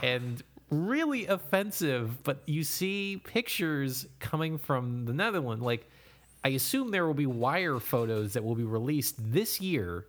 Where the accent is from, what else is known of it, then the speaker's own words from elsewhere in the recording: United States; as an American